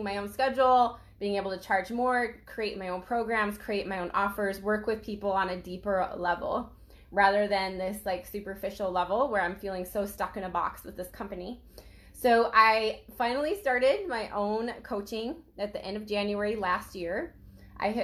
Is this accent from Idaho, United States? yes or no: yes; Idaho, United States; I grew up in Idaho